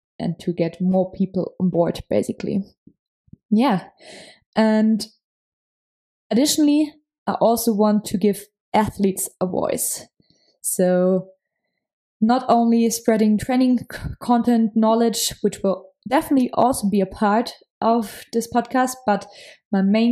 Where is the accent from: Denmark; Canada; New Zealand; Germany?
Germany; Munich, Bavaria; accent: German; English is a second language; I'm from Germany. So yeah, if my English sometimes sounds a little bit German, that's the reason why. I come from Munich.